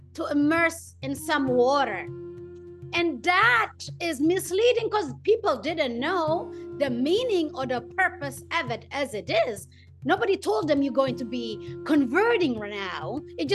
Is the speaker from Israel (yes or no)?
yes; Israel; moved away as an adult; also born or lived in Tigray, Ethiopia / Sudan / Harlem, New York; now in New York, United States; as a young woman growing up in Israel, 10, 11, 12